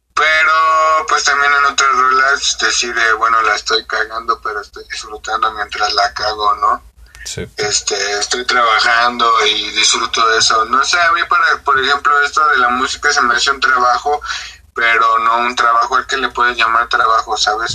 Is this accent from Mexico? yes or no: yes; Ixtapaluca, State of Mexico, Mexico; crecí en Iztapaluca, man, es un barrio